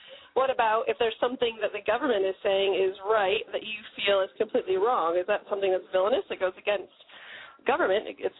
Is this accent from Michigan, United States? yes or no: no; Brooklyn, New York, United States; I'm actually from Brooklyn. You just can't tell because I disguise myself with a really crappy British accent.